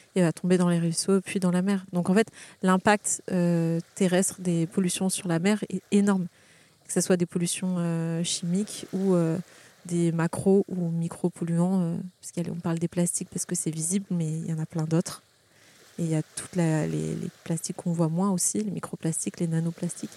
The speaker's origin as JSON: {"language": "French", "town": "Carqueiranne", "region": "Provence-Alpes-Côte d'Azur", "country": "France", "tie": "born or raised there", "also_born_or_lived": "Hyères", "said": "je suis née à Hier, j'ai grandi à Carcane, une petite ville à côté. Euh, j'ai été au collège, au lycée à Hier"}